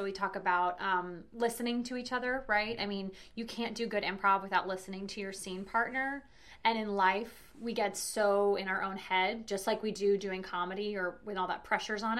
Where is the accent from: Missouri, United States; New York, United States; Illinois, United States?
New York, United States; New York City; moved away as an adult; also born or lived in Orlando; I grew up in New York City. And then I moved to Orlando after college.